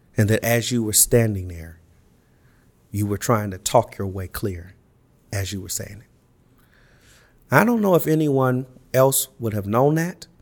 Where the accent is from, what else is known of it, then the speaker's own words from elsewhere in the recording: Los Angeles, California, United States; I grew up in Los Angeles